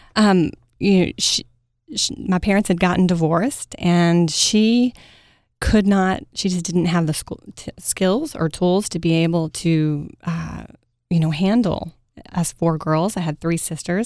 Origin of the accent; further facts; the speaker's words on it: Mesquite, Texas, United States; I grew up in Mesquite, Texas, home of the rodeo, right outside of Dallas, Texas.